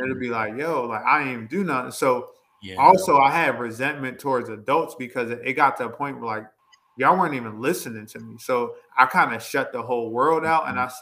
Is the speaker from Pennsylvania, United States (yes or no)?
yes; Coatesville, Pennsylvania, United States; moving to the town that I moved to and what I consider my hometown, Coatesville, Pennsylvania